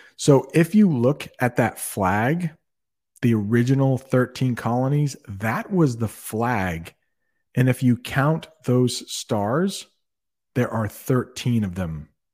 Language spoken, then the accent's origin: English; Vermont, United States; accent: Canadian; I was born in Vermont, so it is my birth state